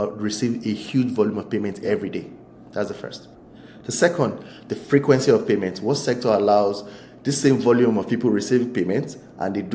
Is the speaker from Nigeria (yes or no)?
yes; Nigeria; I'm a Nigerian citizen